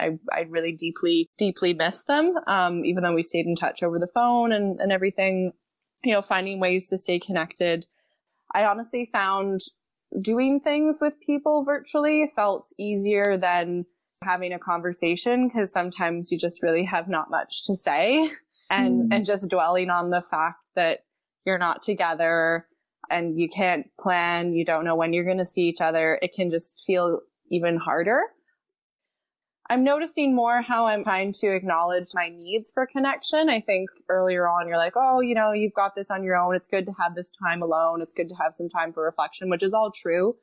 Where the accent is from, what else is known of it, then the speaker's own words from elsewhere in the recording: Montreal, Quebec, Canada; moved away as an adult; I'm originally from Montreal.